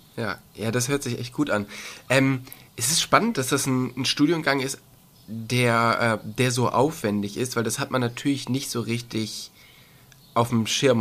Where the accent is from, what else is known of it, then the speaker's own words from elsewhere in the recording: Cologne area, North Rhine-Westphalia, Germany; moved away; ich komme eigentlich aus dem, aus dem Raum Köln